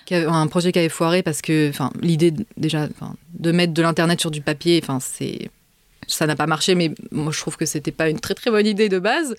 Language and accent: French; France; moved away as an adult; now in Israel; quand j'ai quitté la France